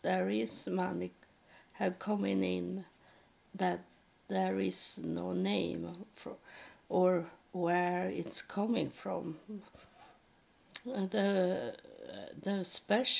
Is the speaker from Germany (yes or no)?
no; Sweden; accent: Swedish; first language Swedish; English is a second language; English is not my first language. I speak Swedish.